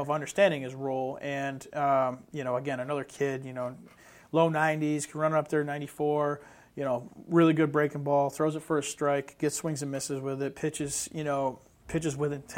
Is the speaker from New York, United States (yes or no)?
yes; Western New York, United States; I'm from Western New York